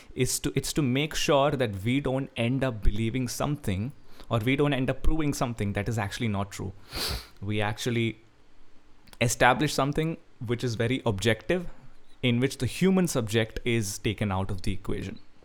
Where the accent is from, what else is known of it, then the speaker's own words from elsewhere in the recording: Kerala, India; I'm a guy from Kerala